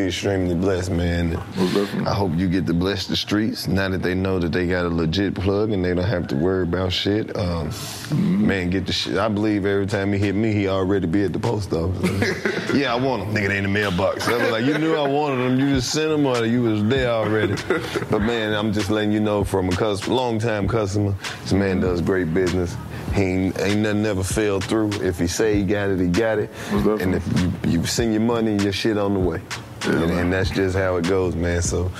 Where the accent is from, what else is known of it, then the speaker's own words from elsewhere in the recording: Mississippi, United States; I'm from Mississippi.